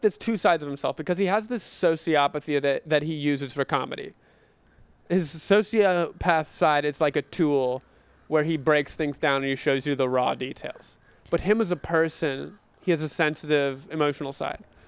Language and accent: English; North Carolina, United States; I'm from North Carolina, small town